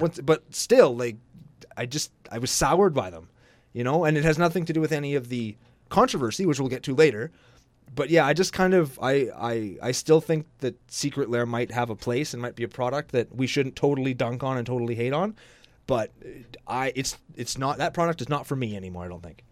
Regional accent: Canada; I'm Canadian

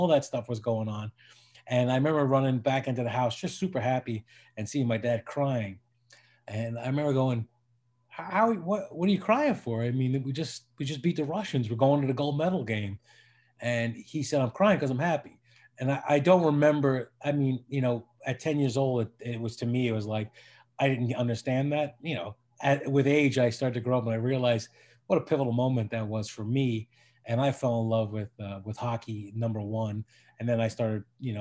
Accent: Long Island, New York, United States; moved away as an adult; also born or lived in Brooklyn, New York / South Florida / Raleigh, North Carolina; now in Los Angeles, United States; home to me was Long Island.

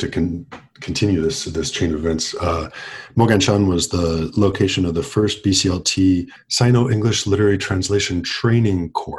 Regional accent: Seattle, Washington, United States; moved away as an adult; also born or lived in Beijing; I am from Seattle, where I am right now, but spent most of my 20s and my 30s in Beijing. First as part of a study abroad program to learn Chinese.

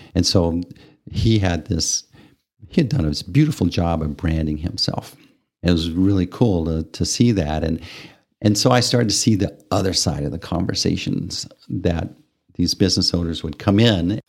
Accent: Amarillo, Texas, United States; moved away as an adult; also born or lived in Japan; growing up in Amarillo

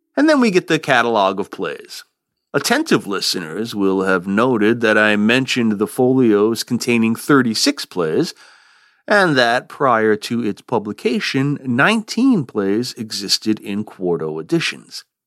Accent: Vermont, United States; here in my home state of Vermont

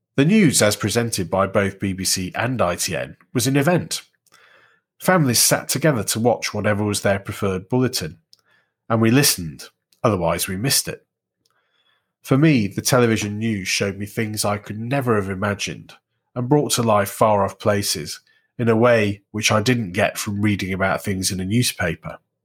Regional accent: Warrington, North West England, United Kingdom; Growing up in Warrington, that meant Look North West

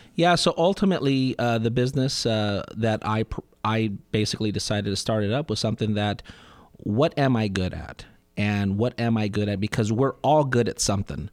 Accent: Southern California, United States; born and raised in Southern California

